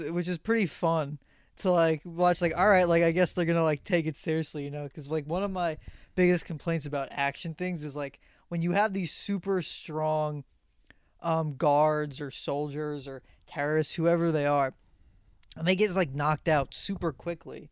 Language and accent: English; Long Island, New York, United States; we're both from Long Island.